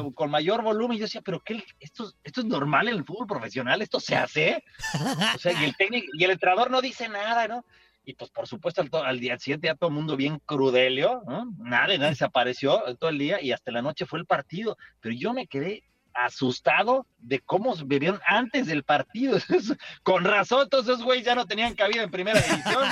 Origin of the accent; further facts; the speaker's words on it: Mexico City, Mexico; en el centro de Coyoacán, de donde yo soy originario, ahí en la Ciudad de, de México